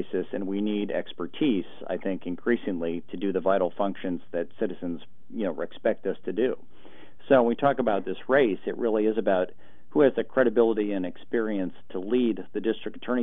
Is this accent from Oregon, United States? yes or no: yes; Portland, Oregon, United States; I grew up in Portland and went to Portland Public Schools